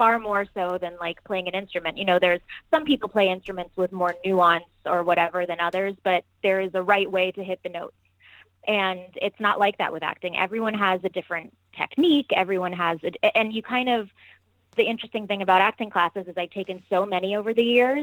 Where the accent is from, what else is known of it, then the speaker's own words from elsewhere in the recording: Miami, Florida, United States; moved away as an adult; also born or lived in New York; now in Los Angeles, United States; I'm originally from Miami. I am born and raised there